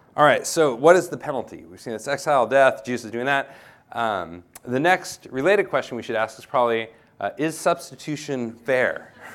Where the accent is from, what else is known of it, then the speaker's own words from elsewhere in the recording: United States; moved away; I'm an American